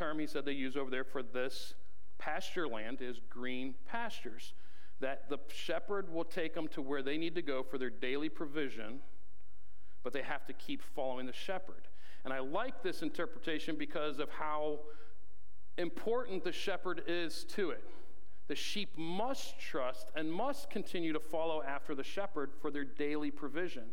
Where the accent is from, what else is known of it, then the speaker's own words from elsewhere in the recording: Ohio, United States; growing up in Ohio, when I think of green pastures, I think of really lush, green, tall grass